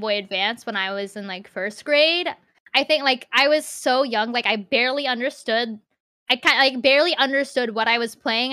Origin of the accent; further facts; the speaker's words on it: Central Virginia, United States; I've been living in Central Virginia since I was, like, four years old.